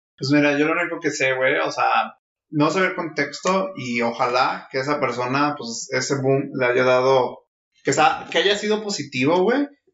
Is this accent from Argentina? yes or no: no; Mexico